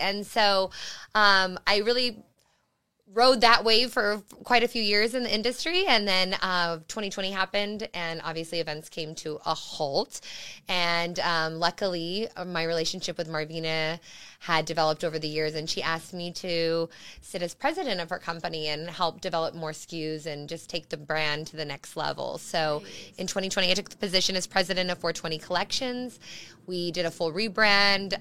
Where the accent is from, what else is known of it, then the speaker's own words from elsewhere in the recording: Las Cruces, New Mexico, United States; moved away; also born or lived in Arizona; my home state, uh, original home state of New Mexico, Las Cruces, is, is my, my hometown